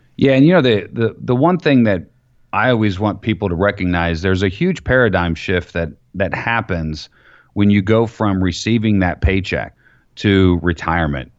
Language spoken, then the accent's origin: English; Florida, United States; I grew up in Florida